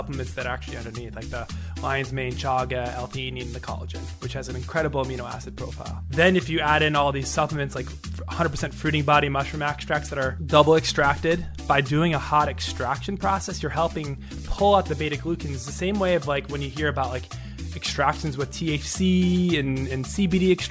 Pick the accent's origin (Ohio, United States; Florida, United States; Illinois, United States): Illinois, United States; Chicago; moved away; I grew up in the South Side of Chicago